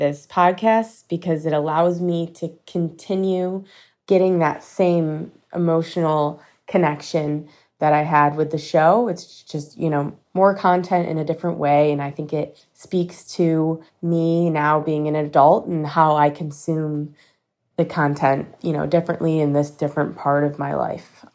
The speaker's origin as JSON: {"language": "English", "town": "Rochester", "region": "New York", "country": "United States", "said": "I'm from Rochester, New York"}